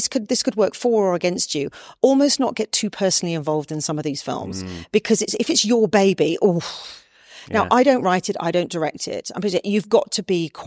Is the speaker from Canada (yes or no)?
no; United Kingdom; I'm British